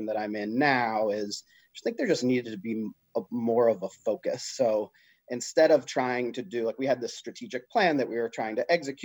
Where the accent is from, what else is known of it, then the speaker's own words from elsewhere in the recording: Canton, Massachusetts, United States; I grew up just south of Boston in Canton